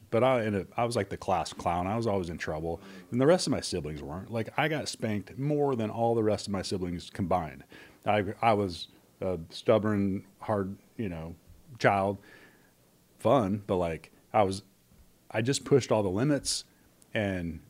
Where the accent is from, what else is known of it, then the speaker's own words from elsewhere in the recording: Kalispell, Montana, United States; I grew up basically in Kalispell